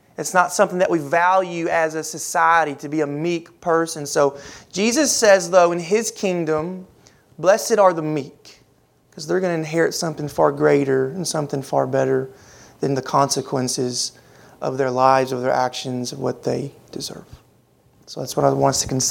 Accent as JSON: {"language": "English", "town": "Louisville", "region": "Kentucky", "country": "United States", "tie": "born or raised there", "moved": "yes", "said": "my hometown up in Louisville"}